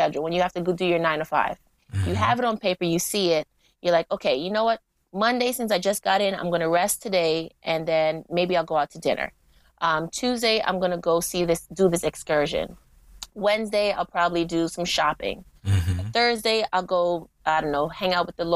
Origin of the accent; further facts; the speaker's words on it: Jamaica; now in New York, United States; Jamaica, because that's my home country